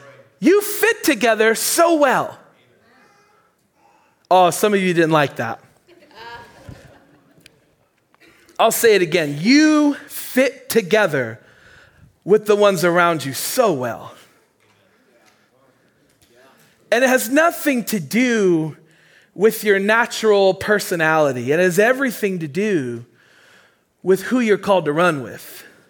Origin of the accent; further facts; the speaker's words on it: Maine, United States; accent: Mainer; I just got a wow from my Mainer accent.